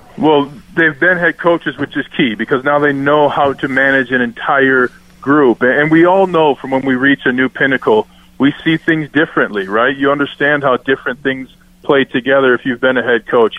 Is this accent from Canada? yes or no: no; Minnesota, United States; now in Denver, United States; I'm from Minnesota